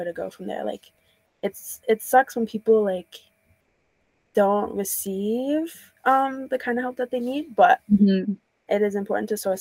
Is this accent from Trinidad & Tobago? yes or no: yes; Trinidad & Tobago; moved away; I'm from Trinidad, so like within the Caribbean community